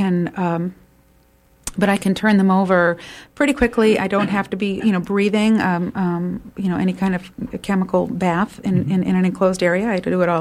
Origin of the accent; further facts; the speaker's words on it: Maine, United States; I'm from Maine